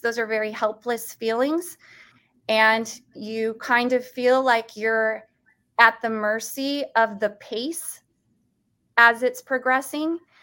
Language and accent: English; United States; as an American